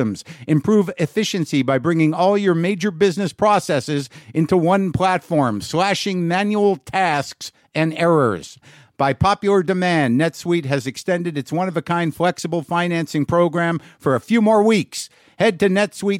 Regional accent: Albuquerque, New Mexico, United States; moved away; Albuquerque Journal Theater there in my hometown

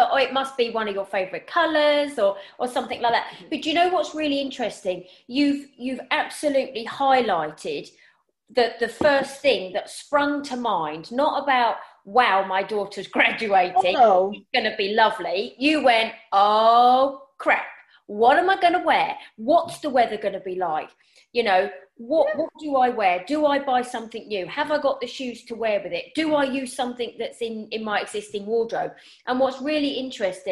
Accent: United Kingdom; as British people, we

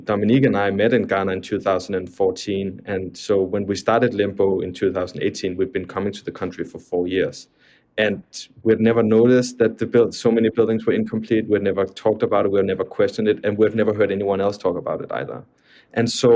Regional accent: Copenhagen, Capital Region of Denmark, Denmark; moved away as an adult; now in New York, United States; I'm from Copenhagen

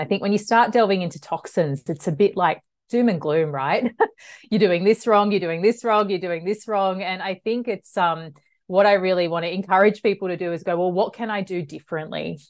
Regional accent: Melbourne, Victoria, Australia; I'm from Melbourne. I grew up in the western suburbs of Melbourne

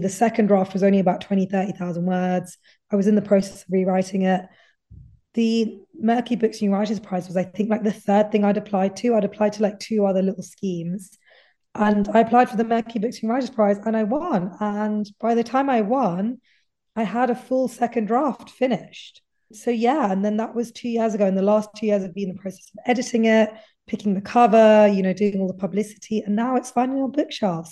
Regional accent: United Kingdom; someone who's British, but my heritage is Indian

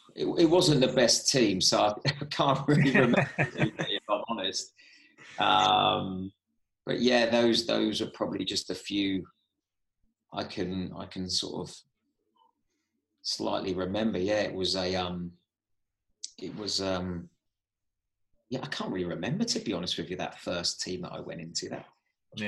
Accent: Southampton, South East England, United Kingdom; my hometown club

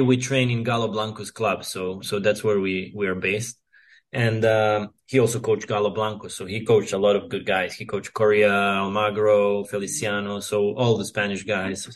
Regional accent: Serbia; I grew up here in Serbia where we had mostly clay court tennis

